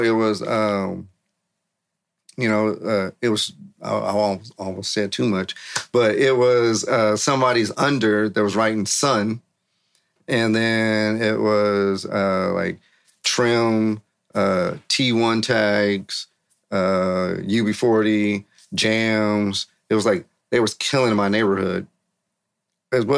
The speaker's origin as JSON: {"language": "English", "town": "San Francisco", "region": "California", "country": "United States", "tie": "born or raised there"}